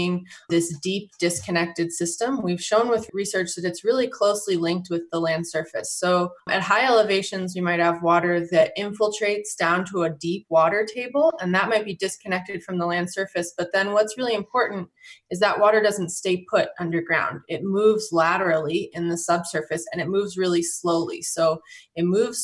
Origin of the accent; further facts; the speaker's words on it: Colorado, United States; I grew up in Colorado and I grew up on a farm